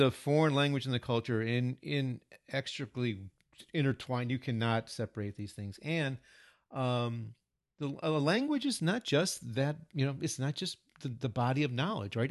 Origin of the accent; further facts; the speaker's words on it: United States; first language English; moved away as an adult; now in Japan; we're native English speakers and Americans